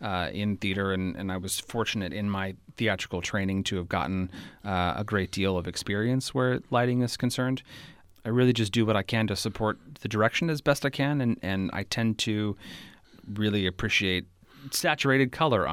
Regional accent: Walnut Creek, California, United States; also born or lived in San Diego; I was born and raised in Walnut Creek, California, and I discovered theater as a young person

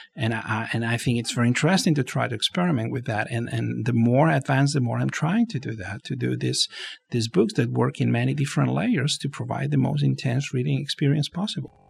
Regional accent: Barcelona, Catalonia, Spain; moved away as an adult; now in Los Angeles, United States; I was born and raised in Barcelona

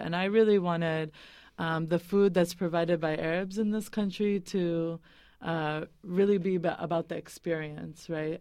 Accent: Boston, Massachusetts, United States; moved away as an adult; also born or lived in California; now in Bay Area, United States; I was raised in the East Coast, actually, in New England and Boston

